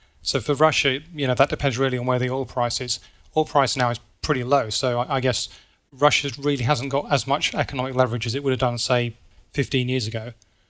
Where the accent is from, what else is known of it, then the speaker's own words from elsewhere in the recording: United Kingdom; So I'm British, and you know, the British pound used to be the world's reserve currency.